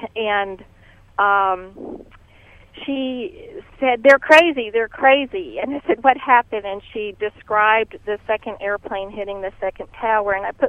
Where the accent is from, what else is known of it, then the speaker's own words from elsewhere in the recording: New York, United States; also born or lived in Uganda; I grew up in New York. This was my neighborhood.